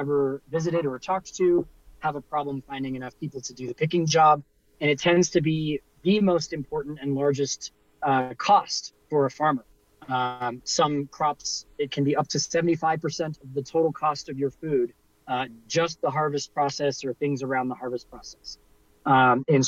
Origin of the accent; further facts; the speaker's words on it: Silicon Valley, California, United States; I grew up in the Silicon Valley